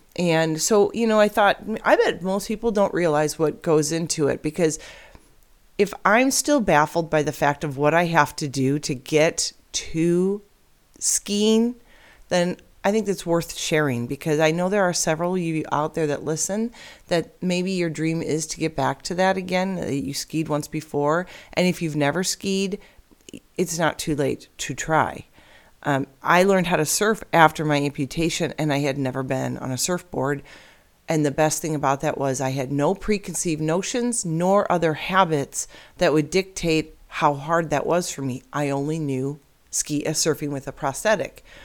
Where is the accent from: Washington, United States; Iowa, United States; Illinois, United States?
Illinois, United States; now in Arizona, United States; I'm born and raised in Illinois